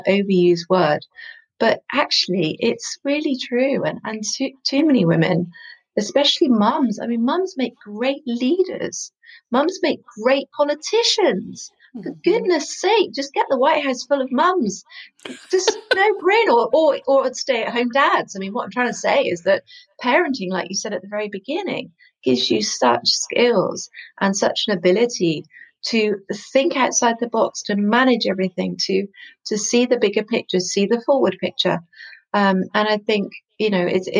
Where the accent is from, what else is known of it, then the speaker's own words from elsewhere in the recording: West Country, South West England, United Kingdom; I come from the West Country